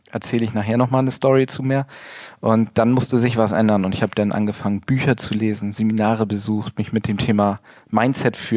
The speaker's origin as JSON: {"language": "German", "town": "Gnarrenburg", "region": "Lower Saxony", "country": "Germany", "tie": "born or raised there", "lives_now": "Hanover, Germany", "said": "komme äh, nicht gebürtig aus Hannover. Ich bin äh, komme vom Land wirklich oben zwischen Bremen und Hamburg, kleines Örtchen namens Gnarrenburg und äh, ich wohne erst seit anderthalb Jahren hier in äh, Hannover."}